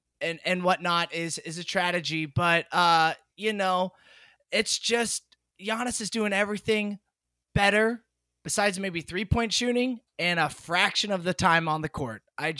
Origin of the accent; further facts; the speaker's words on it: Orlando, Florida, United States; moved away as an adult; now in California, United States; I grew up in Orlando, lived there for my whole life until I moved to California about 6 years ago.